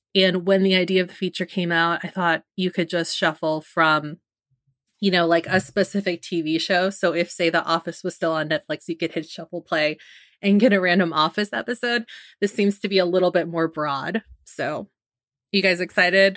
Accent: San Francisco, California, United States; something that's very near and dear to my hometown, the city

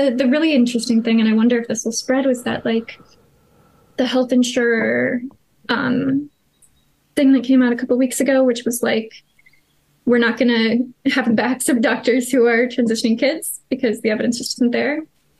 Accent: United States; I am American, yes.

